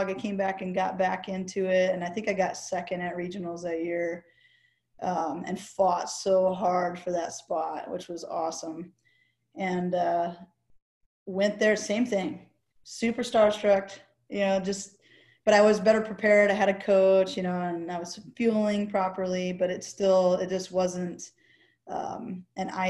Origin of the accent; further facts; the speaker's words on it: Camp Pendleton, California, United States; born there; holy crap, that's where I was born on the Marine Corps base, you know?